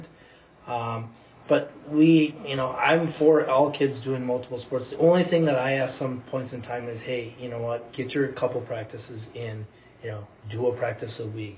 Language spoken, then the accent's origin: English; Merrill, Wisconsin, United States; now in Appleton, United States; I'm originally from Merrill, which would be just north of Wausau, between Wausau and Tomahawk